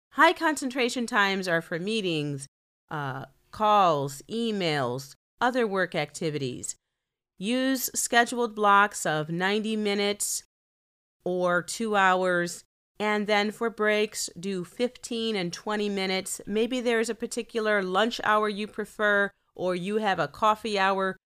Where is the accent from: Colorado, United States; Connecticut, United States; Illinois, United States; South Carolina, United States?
Illinois, United States; Chicago; I'm from Chicago.